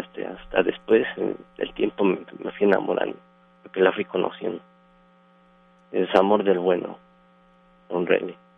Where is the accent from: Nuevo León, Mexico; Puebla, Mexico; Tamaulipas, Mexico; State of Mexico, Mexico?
Puebla, Mexico; moved away as an adult; now in Monterrey, Mexico; Yo soy del estado de Puebla. Yo tengo 10 años radicando aquí en Monterrey